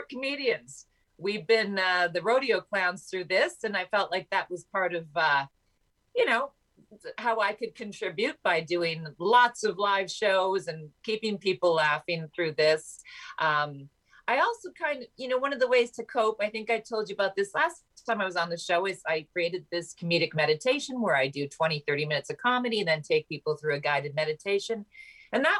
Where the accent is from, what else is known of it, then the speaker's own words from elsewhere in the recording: Canada; My home country